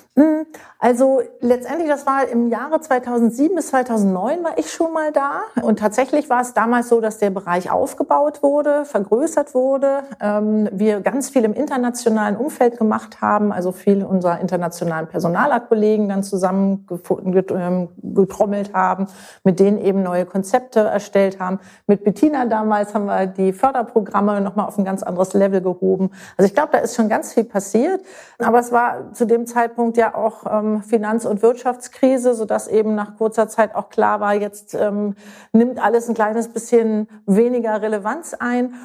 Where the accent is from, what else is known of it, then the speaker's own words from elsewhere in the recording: Berlin, Germany; moved away as an adult; also born or lived in Munich; now in Münster, Germany; in München geboren, in Berlin aufgewachsen bin